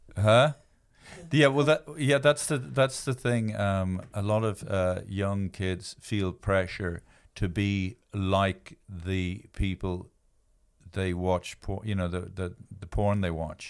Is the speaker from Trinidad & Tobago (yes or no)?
no; Ireland; I am from Ireland